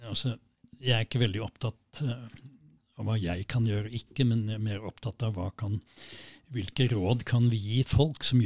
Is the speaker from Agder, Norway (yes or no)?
yes; Kristiansand, Agder, Norway; born there; Jeg, er egentlig født i Kristiansand